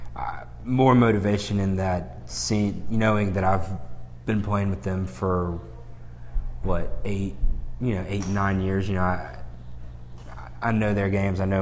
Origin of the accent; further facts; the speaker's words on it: Birmingham, Alabama, United States; We're both from Birmingham